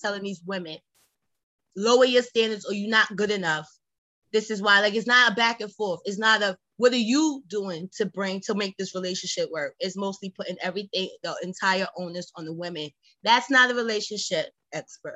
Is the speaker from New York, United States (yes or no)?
yes; New York City, New York, United States; I come from Brownsville. All people do is yap